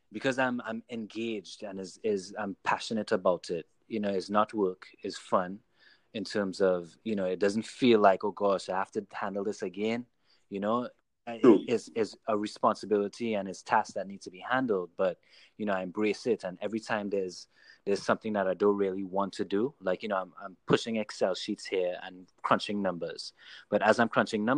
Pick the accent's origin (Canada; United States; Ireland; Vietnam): United States; New York; also born or lived in Trinidad; I was raised in New York, even though I was born in Trinidad, New York has always been, you know, my stomping grounds